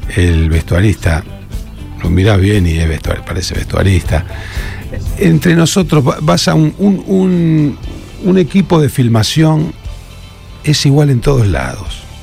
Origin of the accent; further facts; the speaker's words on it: Rosario, Santa Fe, Argentina; moved away as an adult; Me fui de Rosario, acá trabajaba, acá donde vivo ahora. Eh, me fui a, los 19